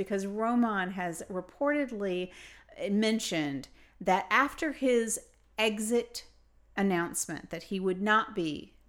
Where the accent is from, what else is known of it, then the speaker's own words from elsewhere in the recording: United States; But I'm an American. I'm a girl.